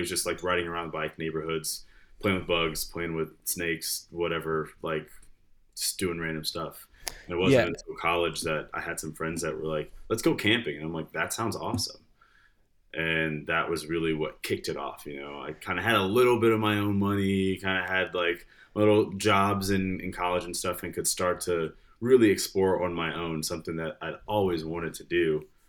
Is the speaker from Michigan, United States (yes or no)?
yes; Detroit, Michigan, United States; So I grew up in Michigan. I was born in Detroit and spent a lot of time there, moved to the suburbs, then moved a lot after that.